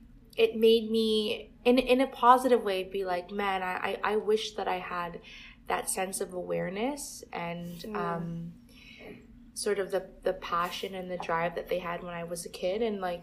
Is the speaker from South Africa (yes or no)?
no; Toronto, Ontario, Canada; I grew up in Scarborough, which was very diverse